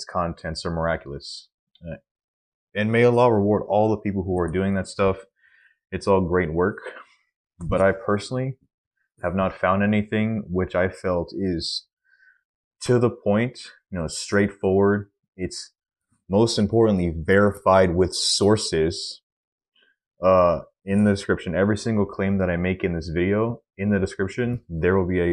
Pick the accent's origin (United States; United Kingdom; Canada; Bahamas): United States; Texas; I am a Texan, and my family has been in Texas for at least the last 100 years